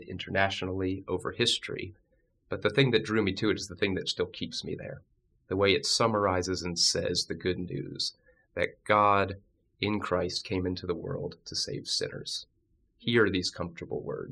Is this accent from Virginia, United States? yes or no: yes; Northern Virginia, United States; also born or lived in Pennsylvania; I actually grew up in Northern Virginia, just outside of D.C.